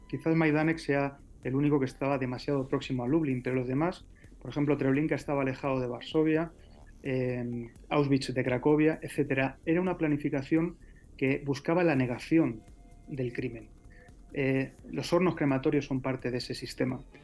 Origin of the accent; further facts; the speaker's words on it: Spain; yo como español, ya sabes que soy hijo de latinoamericanos, pero de origen español